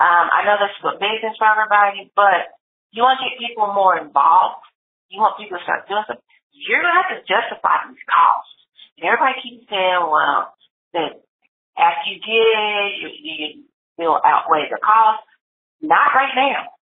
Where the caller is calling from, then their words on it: Lewisville, Texas, United States; I'm calling from Louisville, Texas.